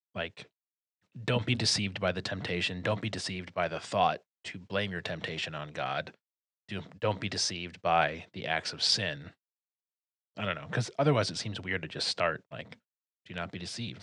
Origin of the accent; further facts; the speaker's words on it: Detroit, Michigan, United States; I'm from Detroit.